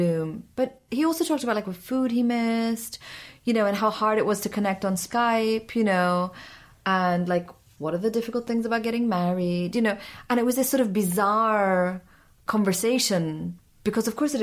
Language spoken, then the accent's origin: English; Syria; moved away; also born or lived in Pakistan / Afghanistan; I grew up in Syria. I'm from Pakistan. I'm half Afghan.